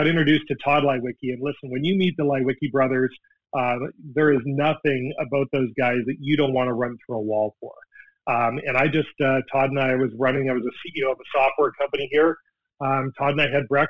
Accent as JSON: {"language": "English", "country": "Canada", "moved": "yes", "lives_now": "Seattle, United States", "said": "as a Canadian, as a hockey guy"}